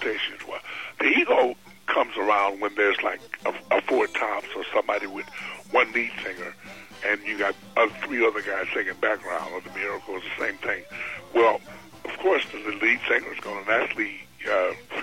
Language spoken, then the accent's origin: English; Detroit, Michigan, United States; moved away as an adult; also born or lived in Birmingham, Alabama / California; I'm originally from Birmingham, Alabama, but you know, I grew up in Detroit with the Motown sound. Then I moved west with them